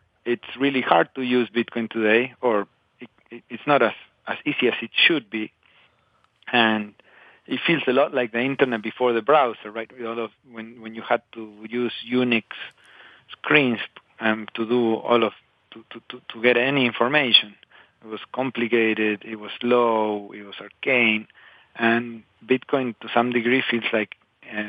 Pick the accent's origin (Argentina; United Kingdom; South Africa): Argentina; Patagonia; born or raised there; moved away